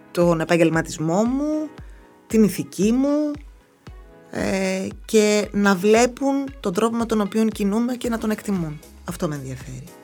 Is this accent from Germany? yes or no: no; Thessaloniki, Central Macedonia, Greece; Δεν αισθάνομαι ότι είμαι εδώ 18 χρόνια. Αν μου έλεγε, α πούμε, πότε ήρθα από τη Θεσσαλονίκη, θα σου έλεγα πρόπερση.